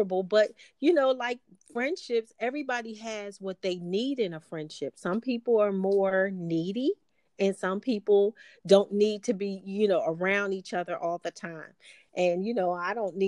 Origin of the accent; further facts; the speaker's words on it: East Coast, United States; I'm from the East Coast, so I grew up on snow